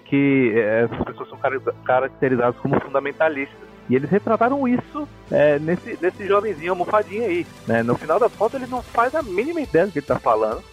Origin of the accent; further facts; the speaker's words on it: Brazil; now in United States; a gente é brasileiro